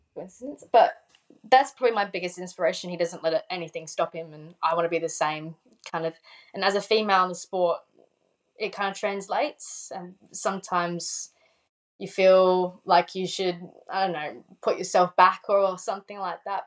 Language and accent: English; South Australia, Australia; I'm from Australia